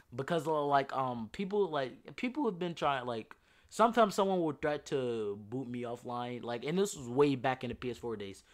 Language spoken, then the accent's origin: English; Louisiana, United States; I'm from Louisiana